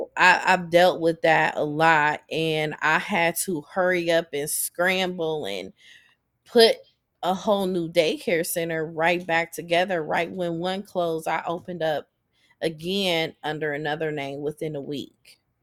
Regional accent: Akron, Ohio, United States; born or raised there

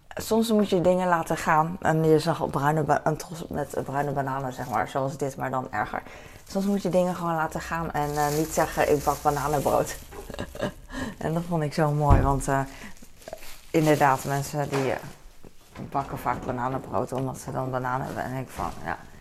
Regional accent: The Hague, South Holland, Netherlands; ik hier geboren ben in Nederland en altijd hier heb gewoond

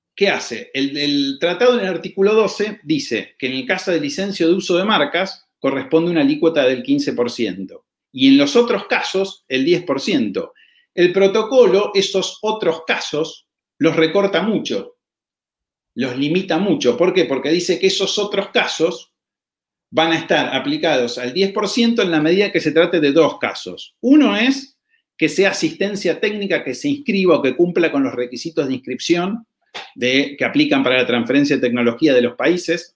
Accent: Argentina; yo como residente argentino

